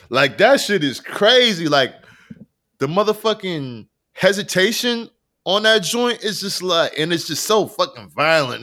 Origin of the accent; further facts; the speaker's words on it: Rochester, New York, United States; I am from Rochester, New York